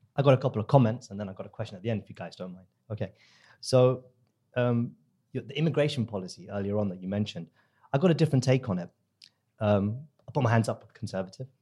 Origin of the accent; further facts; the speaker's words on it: India; now in United Kingdom; I'm from the subcontinent, I'm from India